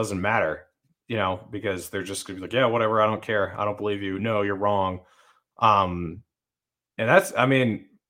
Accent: Utah, United States; I'm from Utah, and there's no turmoil in Utah, really.

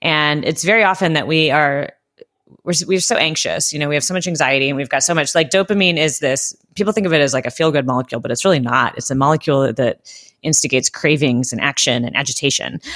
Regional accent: Southern California, United States; I grew up in Southern California in the eighties and nineties

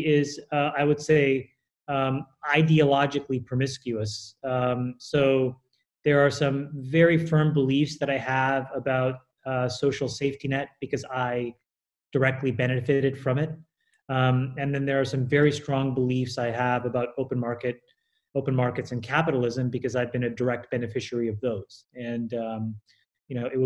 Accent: Canada; also born or lived in Colombo, Sri Lanka; I was born in 76 in Colombo, Sri Lanka. My parents emigrated to Canada when I was 6

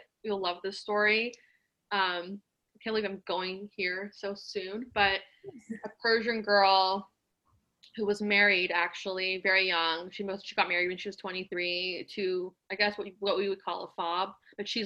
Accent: Los Angeles, California, United States; I'm Iranian. I was born in Encino, so I'm a Valley girl as well.

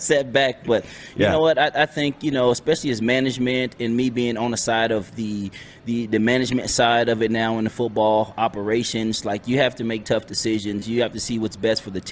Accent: United States; being an American

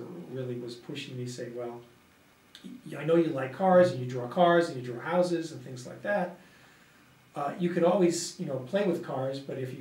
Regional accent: Levittown, New York, United States; I was born in New York, in Long Island, and I basically was raised in Levittown

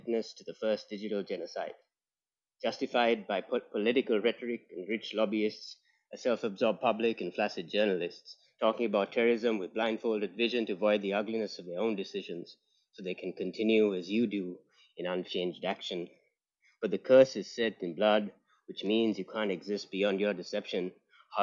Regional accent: Sri Lanka; I'm from Sri Lanka

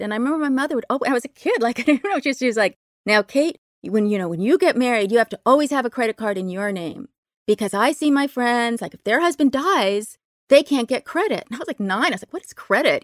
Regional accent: Berkeley, California, United States; I grew up in Berkeley, very lefty place

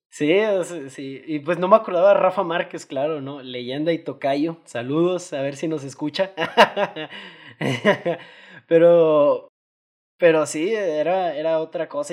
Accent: Mexico; como buen mexicano

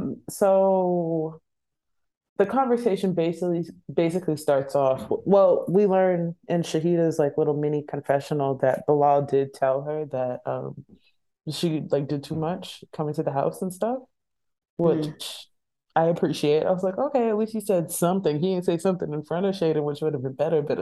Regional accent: San Diego, California, United States; and then I'm from East San Diego, girl. I don't care.

